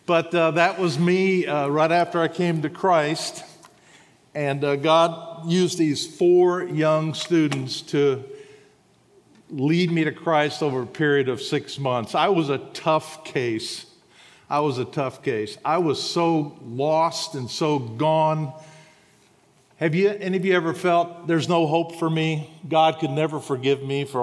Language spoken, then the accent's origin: English; Huntsville, Alabama, United States; I'm from Huntsville, Alabama